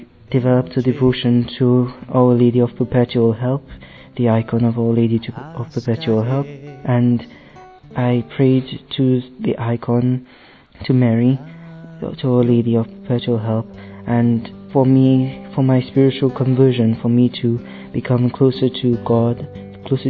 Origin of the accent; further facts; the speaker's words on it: Dominica; I'm from Dominica in the West Indies